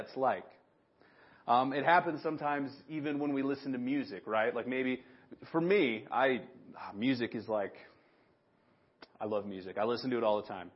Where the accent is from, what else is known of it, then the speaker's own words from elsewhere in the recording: Big Sandy, United States; the blessing and the curse of growing up in Big Sandy is everybody remembers me from when I was a kid